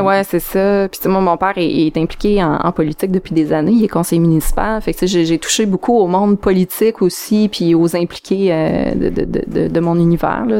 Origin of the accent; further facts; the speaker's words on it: Abitibi, Quebec, Canada; moved away as an adult; also born or lived in Montreal; je viens de l'Abitibi